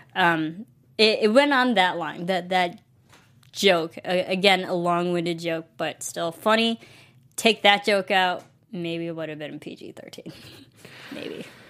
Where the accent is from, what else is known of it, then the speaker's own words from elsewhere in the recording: Illinois, United States; we're both from Illinois